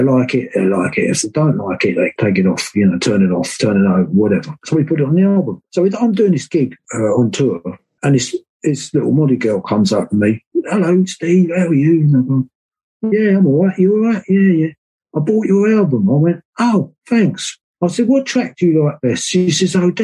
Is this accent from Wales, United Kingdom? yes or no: yes; Wales, United Kingdom; we're Welsh